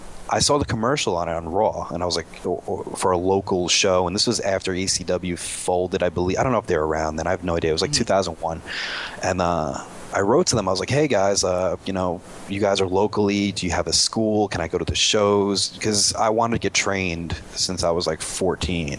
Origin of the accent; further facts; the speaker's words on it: New York City, New York, United States; also born or lived in Long Island; we lived in Long Island. I'm from Queens.